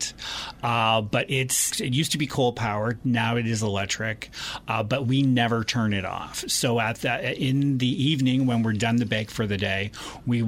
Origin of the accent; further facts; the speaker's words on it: Bowmanville and Aurora, Ontario, Canada; also born or lived in Toronto; now in Goderich, Canada; I was raised in Bowmanville and Aurora, but then since I've been 19, I've lived in Toronto.